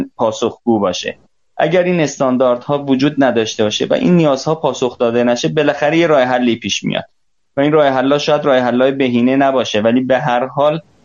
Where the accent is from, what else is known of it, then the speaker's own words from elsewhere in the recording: Iran; من به عنوان یک ایرانی